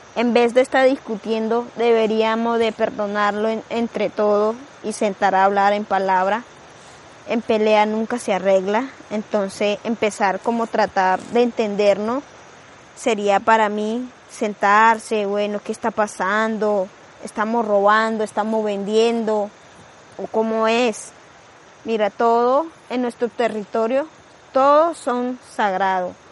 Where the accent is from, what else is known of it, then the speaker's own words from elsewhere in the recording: Colombia; Spanish is a second language; moved away; also born or lived in Palomino; yo vengo raíz de la Sierra Nevada de la Punta, que se llama Noavaca